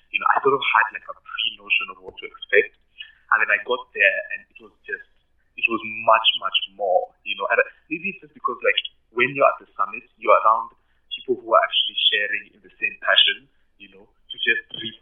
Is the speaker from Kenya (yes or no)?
yes; Kenya; moved away as an adult; now in Pretoria, South Africa; from Kenya